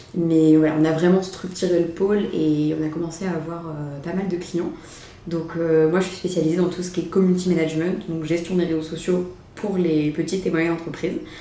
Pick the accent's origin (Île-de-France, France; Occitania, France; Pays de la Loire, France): Pays de la Loire, France; Mayenne; also born or lived in Rennes / Vietnam / Paris; Je suis issue de la Mayenne